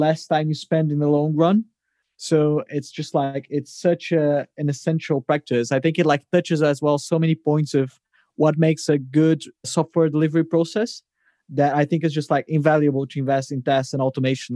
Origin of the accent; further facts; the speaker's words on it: Brazil; now in London, United Kingdom; I live here in London, but I'm originally from Brazil